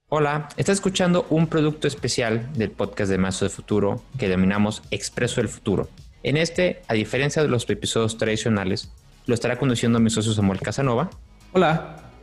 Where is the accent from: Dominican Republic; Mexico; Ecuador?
Mexico; Tampico, Tamaulipas; de donde somos nosotros de Tampico